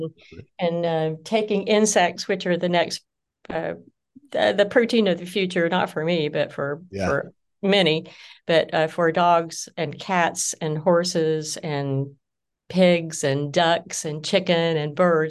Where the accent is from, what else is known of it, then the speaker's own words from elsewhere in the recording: Deep South, United States; also born or lived in Oklahoma; I'm Southern by birth. Well, that's not true. I was born in Oklahoma, but I grew up in the South, in the Deep South, in the Jimmy Carter South.